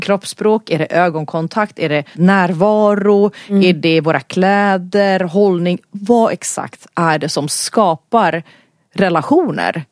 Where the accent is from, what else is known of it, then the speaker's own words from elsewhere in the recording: Stockholm, Stockholm County, Sweden; så bor jag här i Stockholm. Jag är född i Stockholm i en finsk familj.